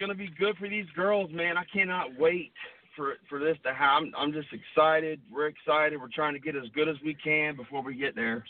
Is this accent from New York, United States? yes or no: no; Columbia, South Carolina, United States; moved away as an adult; now in Charleston, United States; I'm from Columbia, South Carolina, and I moved here about 10 years ago